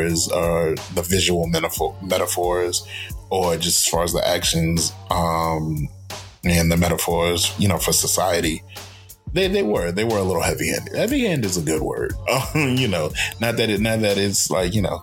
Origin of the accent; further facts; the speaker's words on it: New York, United States; we grew up in New York